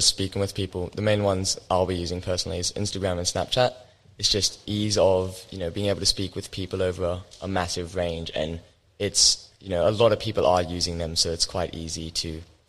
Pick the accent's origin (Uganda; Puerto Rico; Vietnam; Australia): Australia; Alstonville, New South Wales; I'm also from Austinville.